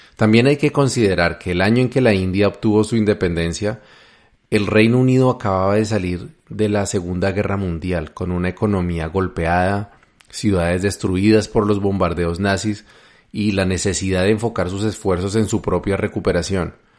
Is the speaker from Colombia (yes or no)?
yes; Colombia; mi país, Colombia